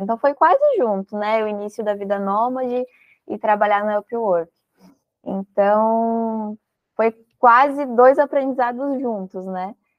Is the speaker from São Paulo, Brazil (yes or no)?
no; Rio Grande do Sul, Brazil; now in Florianópolis, Brazil; eu sou gaúcha, mas atualmente eu estou aqui em Florianópolis